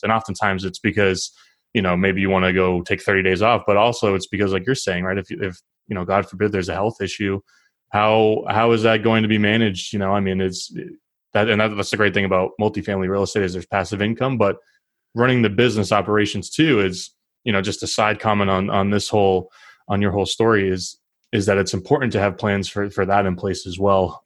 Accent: Northeast, United States; I'm from the Northeast.

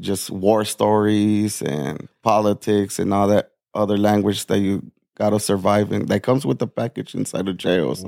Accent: Nogales, Arizona, United States; now in Tucson, United States; I'm born and raised in Nogales, Arizona. Yeah, it's a small border town

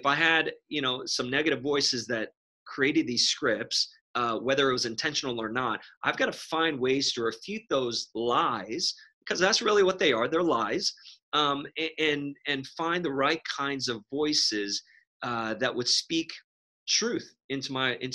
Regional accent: New York City, New York, United States; Growing up in New York City

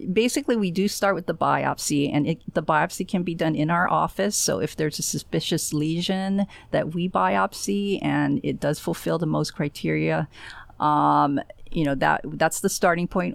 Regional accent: Honolulu, Hawaii, United States; also born or lived in Florida; now in Space Coast, Florida, United States; I was born and raised in Honolulu, and, uh, I guess I spent most of my time actually in Florida

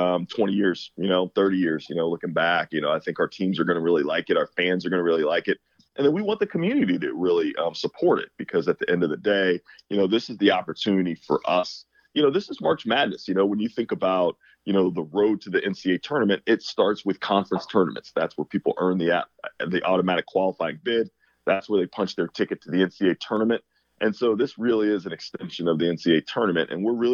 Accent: Orlando, Florida, United States; moved away; I grew up in Orlando, so, you know, being in Florida is like going back home.

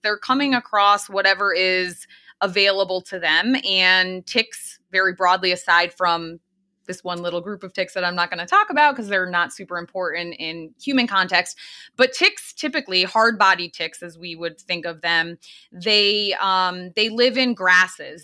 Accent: Eastern Connecticut, United States; I grew up in Eastern Connecticut, um, very close to the town of Lyme, Connecticut

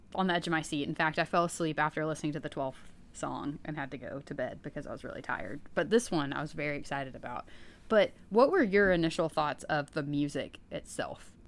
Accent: East Tennessee, United States; I'm from East Tennessee

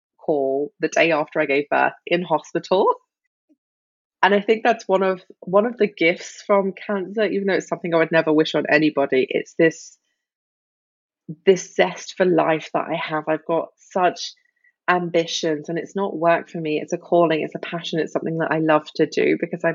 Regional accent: United Kingdom; moved away as an adult; also born or lived in Australia; now in Germany; I am a Brit living in the sunny southwest of Germany.

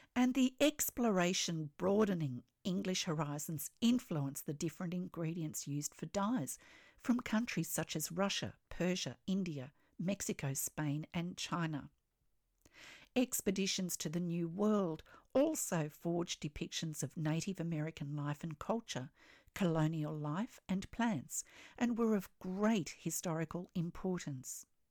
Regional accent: Australia; I'm an Australian textile artist

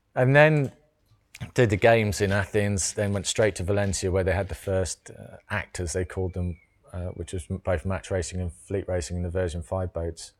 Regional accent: Cornwall, South West England, United Kingdom; I grew up in Cornwall.

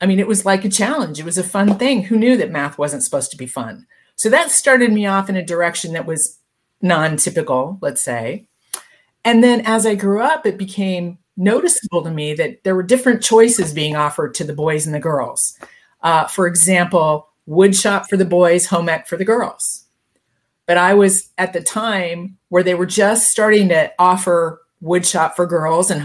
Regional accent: Denver, Colorado, United States; moved away as an adult; also born or lived in Santa Barbara / Newport Beach; I grew up in Denver

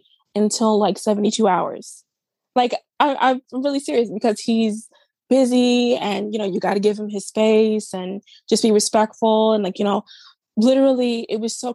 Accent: New York City, New York, United States; We're both from New York City.

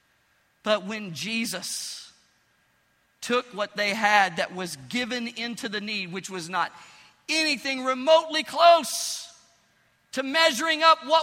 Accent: Pine Bluff, Arkansas, United States; moved away; I went back to my hometown, Pine Bluff, Arkansas

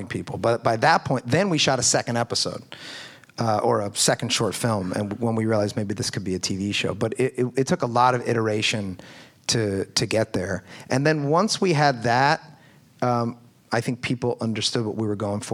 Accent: Philadelphia, Pennsylvania, United States; I'm from Philadelphia

